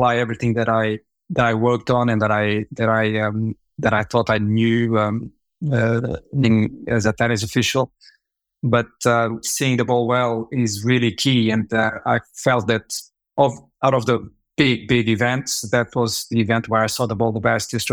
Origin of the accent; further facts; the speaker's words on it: Lisbon, Portugal; also born or lived in Africa; I was born in Africa, brought up in Lisbon, Portugal.